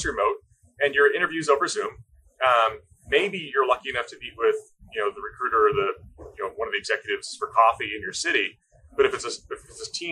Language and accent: English; East Coast, United States; moved away as an adult; also born or lived in Washington; I grew up in the East Coast and moved out to the state of Washington to attend the University of Washington